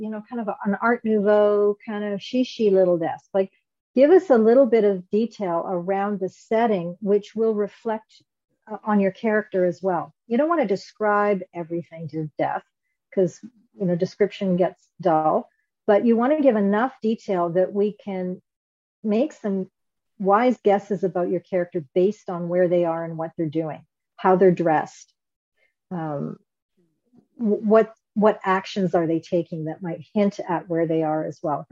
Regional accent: Canada; I'm Canadian, so I say

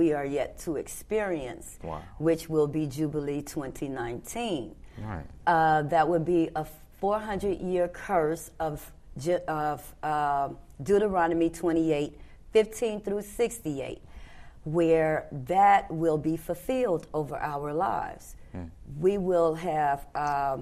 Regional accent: Memphis, Tennessee, United States; I came from Memphis, Tennessee

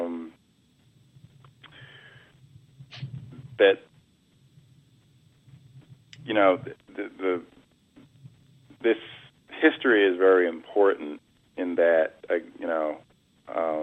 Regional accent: Uniondale, New York, United States; now in Washington, D.C., United States; I am, as a native of New York, you know, in Long Island

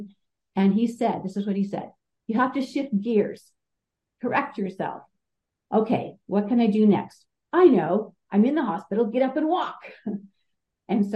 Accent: Southern California, United States; I'm from Southern California.

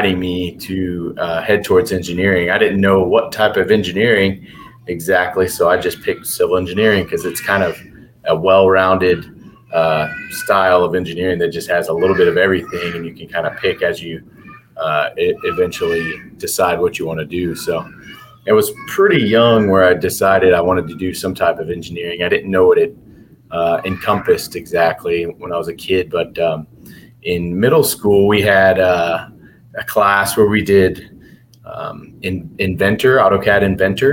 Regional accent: Bayview, near Houston, Texas, United States; also born or lived in Galveston, Texas; originally I'm from a little town called Bayview, which is kind of near Lake City and Kema down in south of Houston, little suburbs outside of Houston

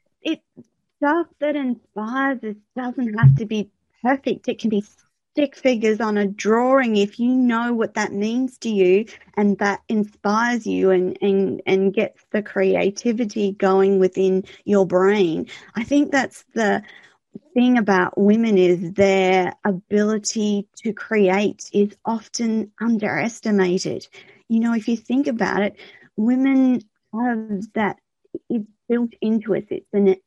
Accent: Australia; I'm Australian

